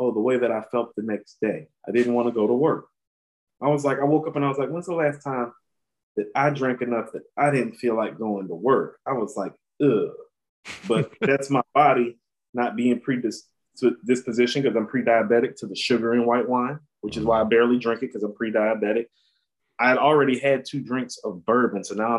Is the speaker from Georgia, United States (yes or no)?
no; North Carolina, United States; We're from North Carolina.